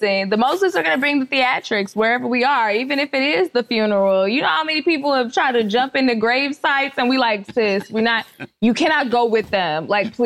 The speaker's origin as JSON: {"language": "English", "town": "Dallas", "region": "Texas", "country": "United States", "tie": "born or raised there", "also_born_or_lived": "Miami-Dade, Florida", "moved": "yes", "lives_now": "Los Angeles, United States", "said": "I'm from Dallas, Texas"}